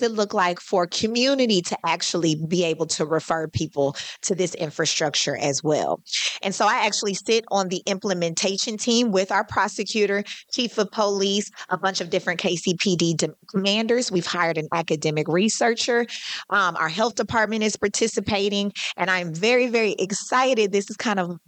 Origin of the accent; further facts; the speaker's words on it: Kansas City, Missouri, United States; I was raised in Oak Park and I still live there